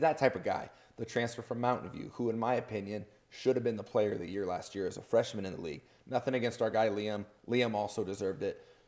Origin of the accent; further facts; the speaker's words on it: Portland, United States; also born or lived in Madison; now in Idaho, United States; I'm from Portland